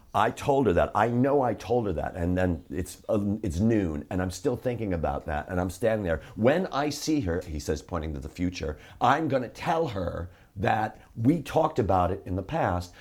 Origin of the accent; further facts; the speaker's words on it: Chicago, Illinois, United States; I'm from Chicago